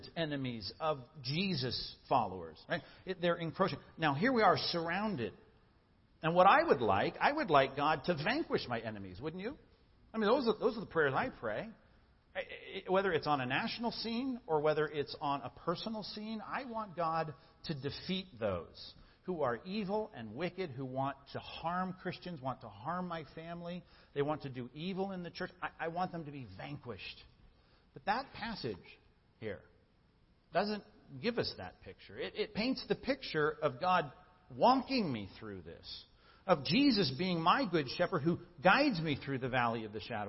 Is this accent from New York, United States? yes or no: no; Long Beach, California, United States; I grew up in Long Beach, and my dad was a cop in Long Beach